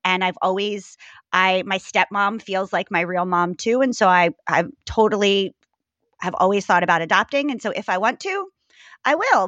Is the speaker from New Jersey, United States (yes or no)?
yes; New Jersey, United States; moved away as an adult; also born or lived in Maryland / New York; I was born in Maryland, raised in New Jersey.